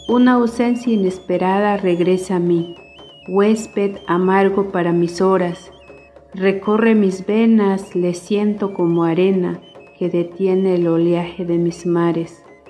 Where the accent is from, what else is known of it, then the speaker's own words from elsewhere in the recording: Las Margaritas, Chiapas, Mexico; first language Tojolabal; Spanish is a second language; del Ejido Veracruz, municipio de Las Margaritas, Chiapas.